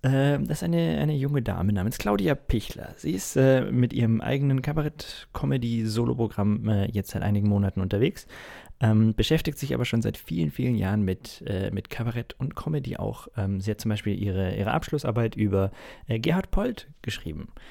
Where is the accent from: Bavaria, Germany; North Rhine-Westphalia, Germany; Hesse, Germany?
Bavaria, Germany; Munich; ich gebürtiger Münchner bin